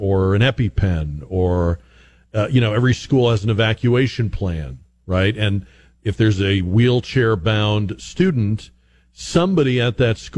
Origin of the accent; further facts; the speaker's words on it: Massachusetts, United States; moved away as an adult; now in Texas, United States; I'm from Massachusetts originally. I've spent the last half of my life here in Texas, but I'm originally from up north